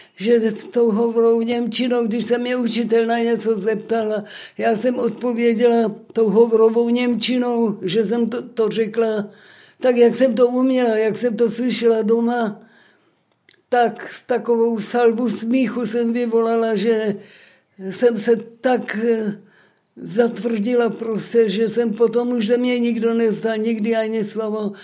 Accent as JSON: {"language": "Czech", "town": "Krnov", "region": "Moravian-Silesian Region", "country": "Czechia", "tie": "born or raised there", "also_born_or_lived": "Bruntál", "said": "Narodila jsem se v Bruntále a ve třech letech jsem se přestěhovala do Krnova s rodiči."}